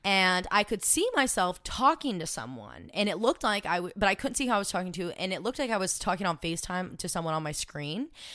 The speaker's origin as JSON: {"language": "English", "town": "Cleveland", "region": "Tennessee", "country": "United States", "tie": "born or raised there", "moved": "yes", "said": "I am from Cleveland, Tennessee originally, which is just right above Chattanooga."}